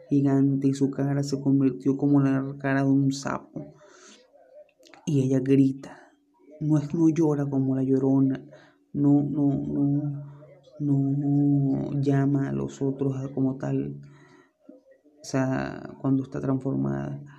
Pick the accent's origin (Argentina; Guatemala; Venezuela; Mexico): Venezuela; Y es de aquí Venezuela. Todos los que somos venezolanos obviamente conocerán qué es la Sayona.